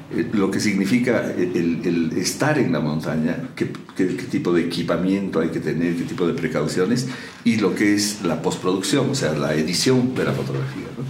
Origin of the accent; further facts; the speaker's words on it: La Paz, Bolivia; como paseños y como bolivianos